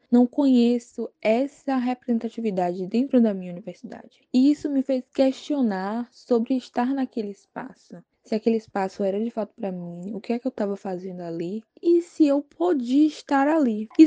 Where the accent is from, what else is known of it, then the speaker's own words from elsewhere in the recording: Santo Amaro, Bahia, Brazil; sou baiana, tenho 19 anos, sou natural da cidade de Santo Amaro, Bahia.